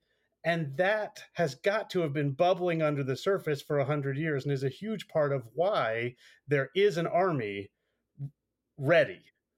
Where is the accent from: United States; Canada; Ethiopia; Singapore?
United States; I'm an American, but I was raised Calvinist.